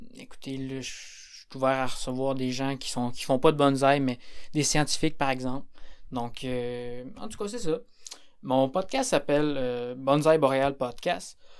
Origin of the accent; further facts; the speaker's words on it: Quebec, Canada; moi je suis du Québec